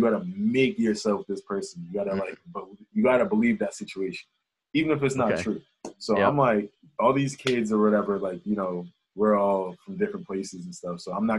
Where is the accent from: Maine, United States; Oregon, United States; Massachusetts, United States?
Massachusetts, United States; Boston; also born or lived in Santa Barbara, California; I grew up in Charlestown as a kid. So I went back to Charlestown.